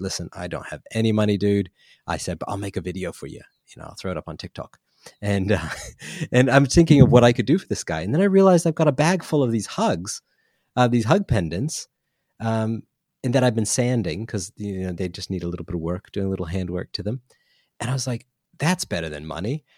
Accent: United States; now in New Zealand; I'm American

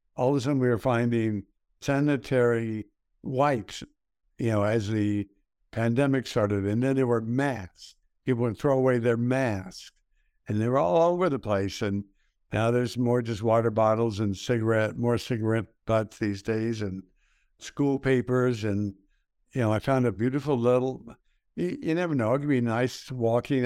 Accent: El Paso, Texas, United States; I grew up in El Paso, Texas. I grew up in the west side of El Paso.

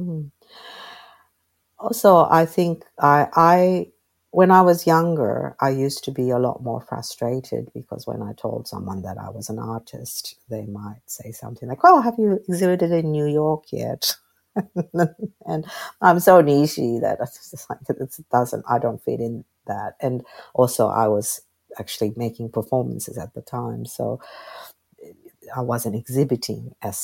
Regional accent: Tokyo, Japan; now in Sydney, Australia; I live in Sydney, and I was born in Tokyo.

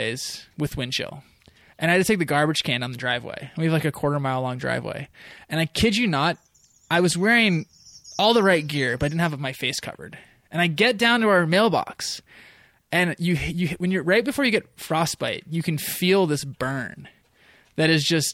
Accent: north of San Francisco, Northern California, United States; moved away as an adult; also born or lived in Mendocino-Humboldt area, California; the Coast Range where I grew up in Northern California.

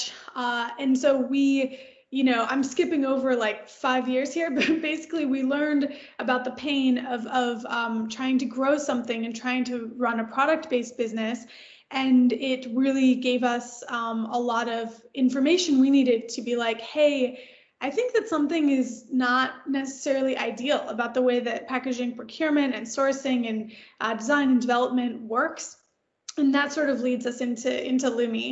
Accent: Detroit, Michigan, United States; now in Los Angeles, United States; I live in LA now, but I'm actually originally from the suburbs of Detroit. So from Michigan, born and raised in Michigan

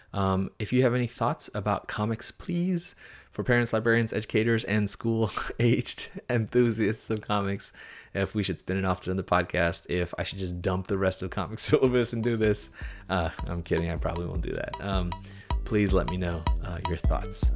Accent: United States; as a kid growing up in America, as an immigrant

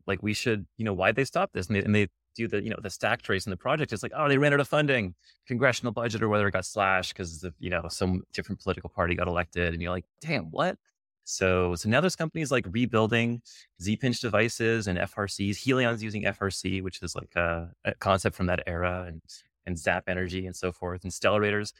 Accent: Canada; now in United States; I'm Canadian

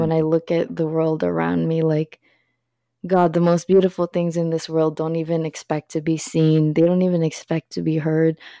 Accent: Philippines; moved away; I'm from the Philippines

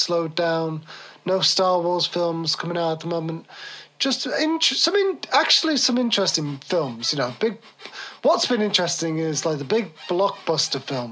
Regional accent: England, United Kingdom; We're English

